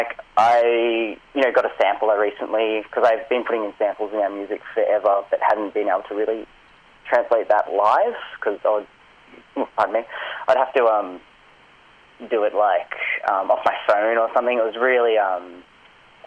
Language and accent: English; Pakenham, Victoria, Australia; I grew up out in Pakenham, so, like an hour and 20 train ride